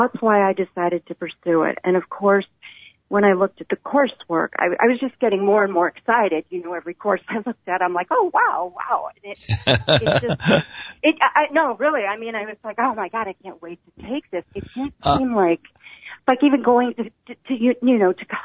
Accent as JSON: {"language": "English", "region": "the Bible Belt", "country": "United States", "tie": "born or raised there", "said": "I grew up in the Bible Belt in the 1960s"}